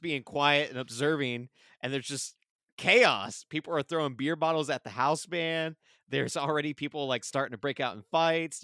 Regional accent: Springfield, United States; growing up in Springfield

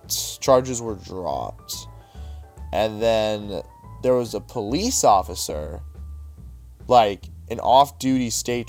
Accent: Pittsburgh, Pennsylvania, United States; Yeah, we're from Pittsburgh

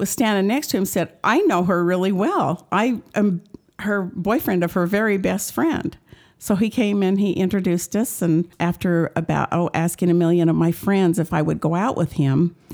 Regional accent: Ogden, Utah, United States; also born or lived in New Jersey; now in Layton, United States; I'm from Ogden, Utah, and we live in Layton now

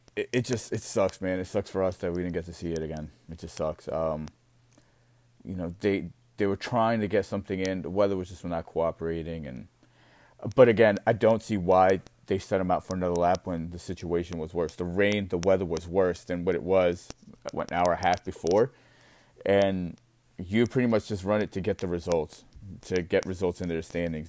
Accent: United States; as an American

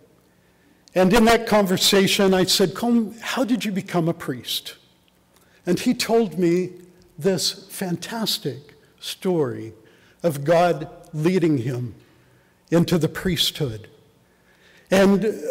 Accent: Ulysses, Kansas, United States; growing up in Kansas, in a small town, Ulysses, Kansas, in the southwest corner of the state

